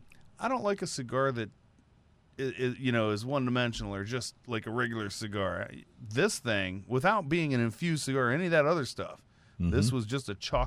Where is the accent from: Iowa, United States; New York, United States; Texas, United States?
Texas, United States; Liberty; Okay, now I grew up in Liberty, Texas.